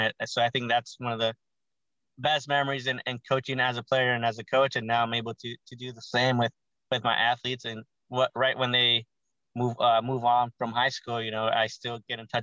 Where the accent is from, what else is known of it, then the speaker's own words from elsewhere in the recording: Gilroy, California, United States; also born or lived in Hollywood, California / San Francisco, California / Ohio; I was born there, but was raised in the Garlic Capital, which is Gilroy, California.